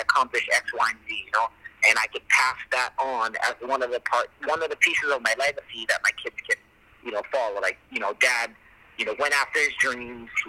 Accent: Hawaii, United States; representing my hometown as well, you know, and homeland. So anytime I go to the international, I'm representing America and then Hawaii as well

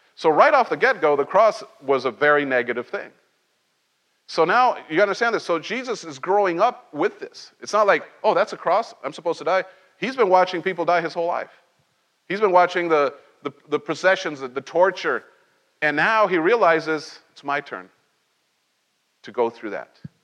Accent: Cholula, Puebla, Mexico; moved away; also born or lived in Mexico City; when we moved to from Mexico City, I was very small, and we moved to this little tiny town

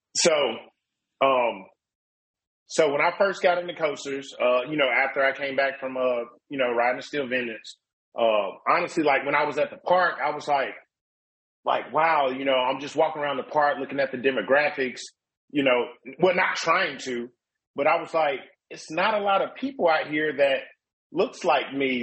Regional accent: Mobile, Alabama, United States; I'm from Mobile, Alabama

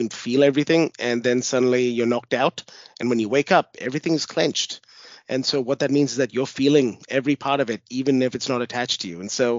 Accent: New Zealand; also born or lived in India; now in Australia; So I'm an Indian born, Australian now. Before I used to live in New Zealand, moved there in about 94, and we moved to Australia in 99.

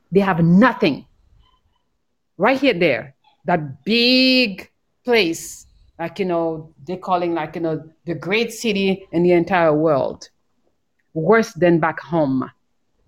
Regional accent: Haiti; now in Bali, Indonesia; I am from Haiti

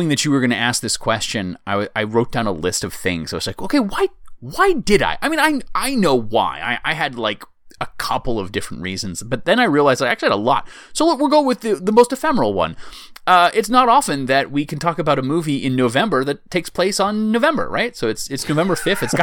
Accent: United States; as an American

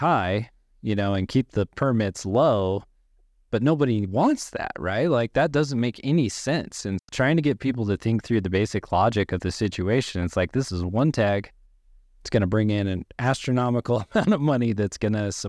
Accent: Wyoming, United States; I'm born and raised in Wyoming

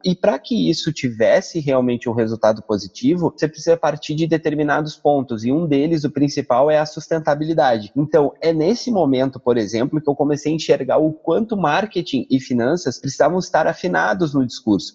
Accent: Porto Alegre, Rio Grande do Sul, Brazil; moved away as an adult; also born or lived in São Paulo; now in Recife, Brazil; Eu sou de Porto Alegre, nascido e criado em Porto Alegre

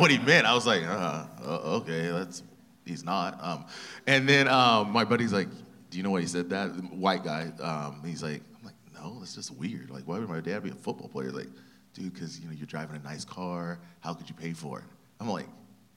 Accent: Ventura, California, United States; I was born and raised in Ventura, California

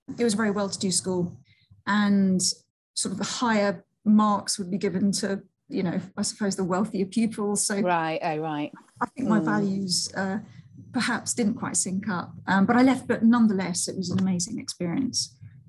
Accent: Seville, Andalusia, Spain; born there; So I was born in Seville. My mum was Spanish, my dad is Scottish, and that was amazing, just being brought up with two different cultures.

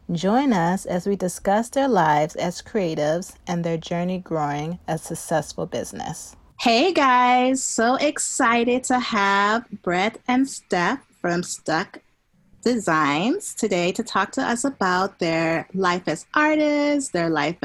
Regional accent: the suburbs of Chicago, Illinois, United States; born or raised there

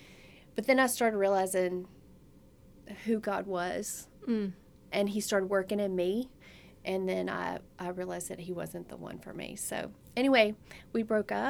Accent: the Bible Belt, United States; I grew up in the Bible Belt

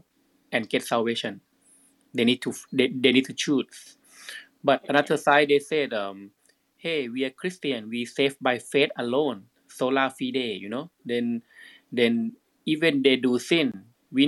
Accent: Thailand; now in Florida, United States; I'm a Thai people.

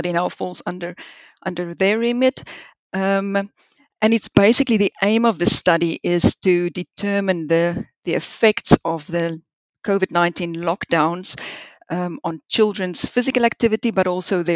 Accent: South Africa; moved away as an adult; also born or lived in Liverpool, United Kingdom / Swansea, United Kingdom; now in United Kingdom; I grew up in South Africa

